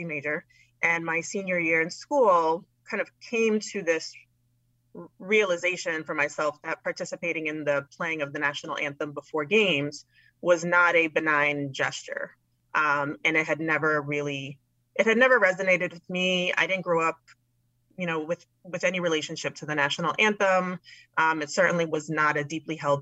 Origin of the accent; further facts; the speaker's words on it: New York City, New York, United States; I'm born and raised in New York City